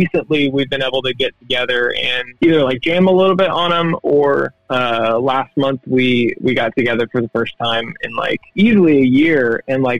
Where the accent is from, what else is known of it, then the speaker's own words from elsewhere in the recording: Oregon, United States; also born or lived in Denton, Texas; I grew up here in Oregon, but I did live in Denton for a couple years.